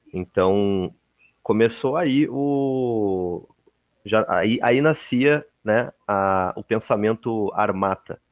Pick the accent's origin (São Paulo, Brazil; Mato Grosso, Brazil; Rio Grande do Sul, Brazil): Rio Grande do Sul, Brazil; Porto Alegre; eu sou de Porto Alegre, Rio Grande do Sul